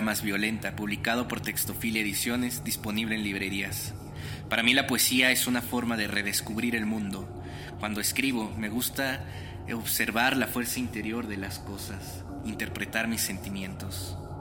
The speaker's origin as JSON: {"language": "Spanish", "country": "Mexico", "tie": "born or raised there", "also_born_or_lived": "Mexico City", "said": "Tengo 26 años, nací en México y vivo en la Ciudad de México."}